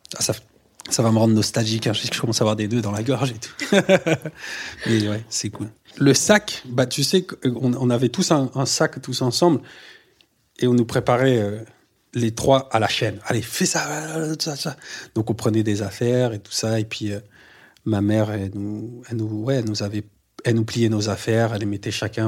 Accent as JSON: {"language": "French", "town": "Le Havre", "region": "Normandy", "country": "France", "tie": "born or raised there", "also_born_or_lived": "Les Trois-Pierres", "said": "Je viens du Havre. Je suis né, j'y ai grandi, en Normandie."}